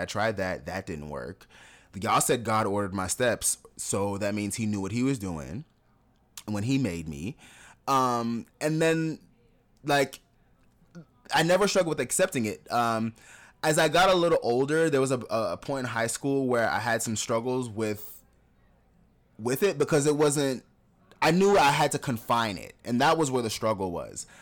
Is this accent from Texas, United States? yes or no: no; South Florida, United States; moved away as an adult; also born or lived in Jamaica / Atlanta; growing up in South Florida